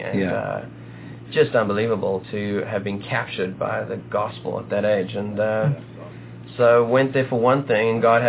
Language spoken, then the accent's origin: English; South Africa; moved away as an adult; now in Nashville, United States; So I was born and raised in South Africa. They finally convinced me to start wearing clothing about 2 or 3 years ago. So the loinskins are gone. But born and raised in South Africa. Ended up chasing my wife to America.